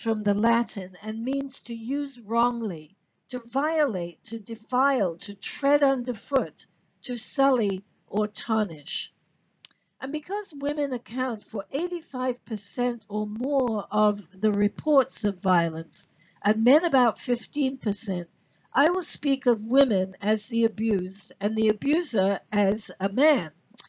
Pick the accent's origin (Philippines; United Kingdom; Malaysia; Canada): United Kingdom; England; also born or lived in Sri Lanka / Singapore / Kenya; let me share some background with you. I am British by birth, grew up living in both England, Sri Lanka, Singapore, and Kenya. So I'm a third culture kid.